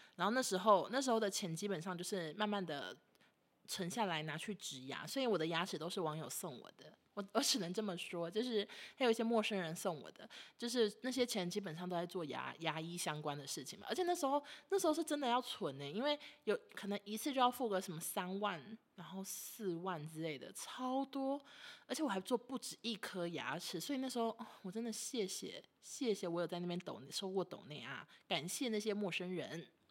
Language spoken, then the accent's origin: Chinese; Taiwan; accent: Taiwanese Mandarin; 而且我觉得我讲话还蛮台，蛮常台湾国语的啊